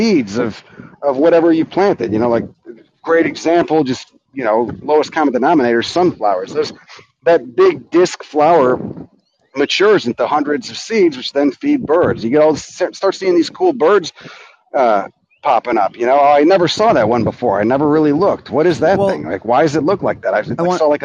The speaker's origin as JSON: {"language": "English", "town": "Chicago", "region": "Illinois", "country": "United States", "tie": "born or raised there", "also_born_or_lived": "California", "moved": "as an adult", "said": "I grew up in Chicago"}